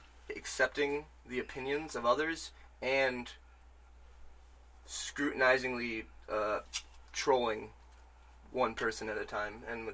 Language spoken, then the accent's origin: English; Michigan, United States; I'm from Michigan.